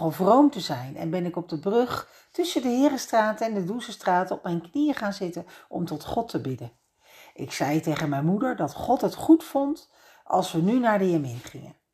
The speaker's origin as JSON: {"language": "Dutch", "town": "Leiden", "region": "South Holland", "country": "Netherlands", "tie": "born or raised there", "said": "Ik ben opgegroeid in Leiden aan de Singel in een oud herenhuis."}